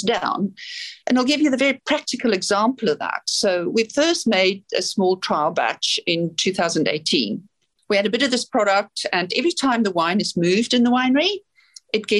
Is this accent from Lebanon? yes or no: no; South Africa; now in New Zealand; I'm from South Africa